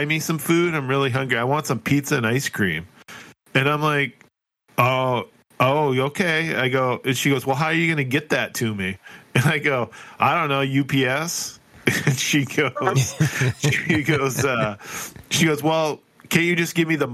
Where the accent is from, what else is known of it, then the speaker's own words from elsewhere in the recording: Detroit, Michigan, United States; I'm from Detroit